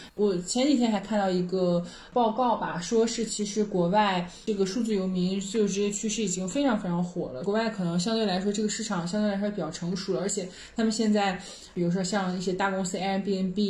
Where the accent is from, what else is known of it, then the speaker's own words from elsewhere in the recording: China; 我们中国人的